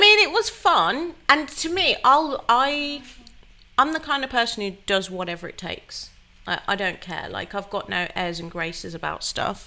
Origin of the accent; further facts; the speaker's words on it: Wolverhampton, West Midlands, United Kingdom; moved away as an adult; also born or lived in London; I moved back to my hometown of Wolverhampton to be with my family